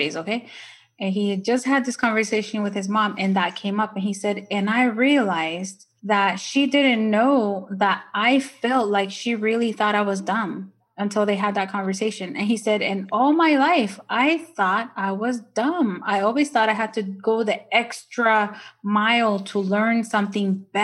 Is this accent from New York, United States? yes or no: no; Ontario, California, United States; English is a second language; moved away as an adult; also born or lived in Nicaragua; now in Maryland, United States; I grew up in Ontario or Ontario.